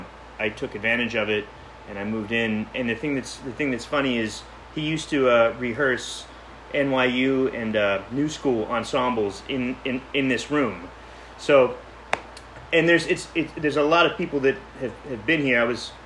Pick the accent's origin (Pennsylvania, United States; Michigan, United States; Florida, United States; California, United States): Pennsylvania, United States; Pittsburgh; now in New York, United States; Pittsburgh, Pennsylvania.